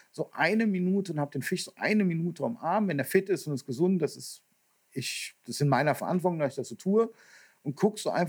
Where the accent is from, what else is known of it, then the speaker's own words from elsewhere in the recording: North Rhine-Westphalia, Germany; Also jetzt komme ich ja aus dem Kölner Raum und wir haben einige Big Fish Gewässer gehabt